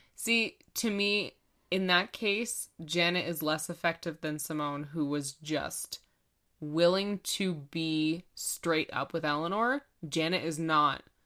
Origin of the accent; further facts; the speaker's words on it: Canada; we're Canadian